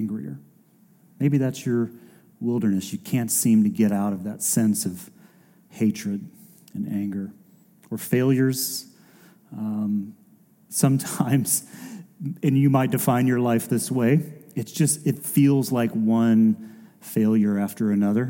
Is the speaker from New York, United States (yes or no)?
no; Decatur, Georgia, United States; I grew up just barely inside the perimeter. We grew up in Decatur, and literally 285.